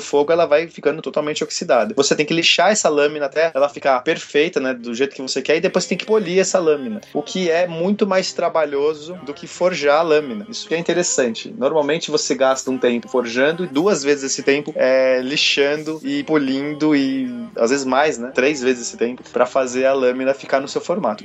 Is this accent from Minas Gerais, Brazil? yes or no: no; São Paulo, Brazil; Eu sou de São Paulo.